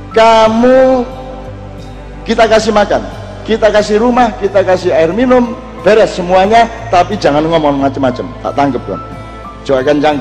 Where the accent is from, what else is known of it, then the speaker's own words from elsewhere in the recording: Java, Indonesia; untung kita orang Jawa ada transformasi dinamis progresif desa mawa coro negara mawa toto